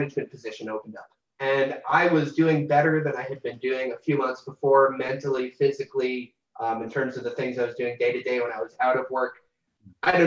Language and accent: English; New Jersey, United States; moved away as an adult; now in Pueblo, United States; my little store in my hometown that I live 2 minutes away from